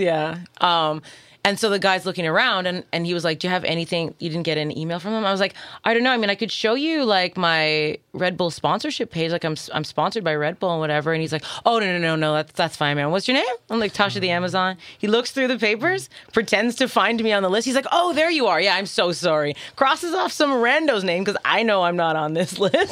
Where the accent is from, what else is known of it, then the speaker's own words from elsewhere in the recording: Toronto, Ontario, Canada; I'm from Toronto.